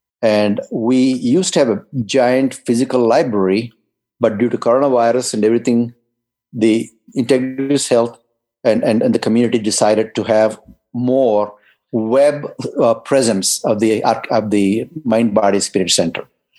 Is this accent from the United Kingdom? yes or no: yes; England, United Kingdom; moved away; especially when I came from England, that I was stunned by it. In England, it rained 200 days a year.